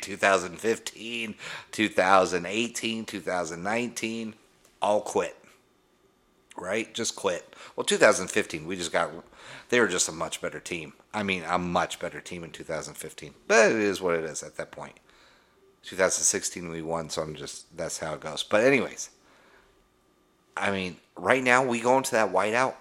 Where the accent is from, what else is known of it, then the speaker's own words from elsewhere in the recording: Denver, Colorado, United States; Growing up in Denver, Colorado